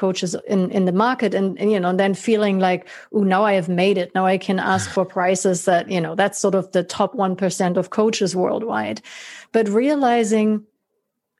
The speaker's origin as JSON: {"language": "English", "country": "Germany", "tie": "born or raised there", "said": "the very affluent neighborhood in which I grew up in Germany"}